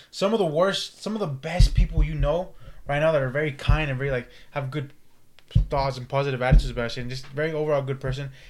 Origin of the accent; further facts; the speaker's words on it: California, United States; California here, man.